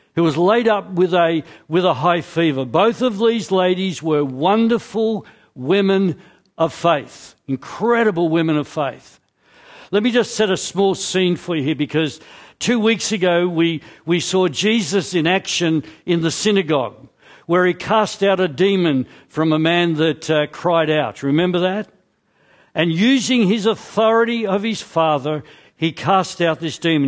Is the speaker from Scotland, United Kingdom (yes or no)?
yes; Scotland, United Kingdom; I'm Scottish